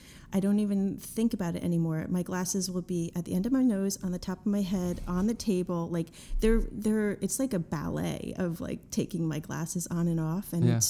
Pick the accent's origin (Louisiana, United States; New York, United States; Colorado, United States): New York, United States; Amityville; born there; Well, I was born in Long Island. I was born in Amityville.